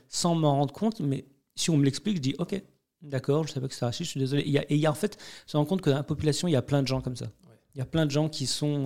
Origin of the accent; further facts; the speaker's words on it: France; je suis né en France